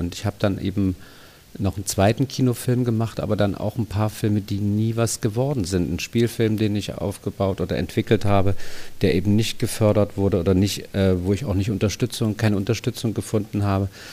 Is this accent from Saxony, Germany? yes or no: yes; Dresden, Saxony, Germany; moved away as an adult; also born or lived in Munich; ich bin ja in Dresden geboren, habe in der DDR so eine Grundschullehrerausbildung gemacht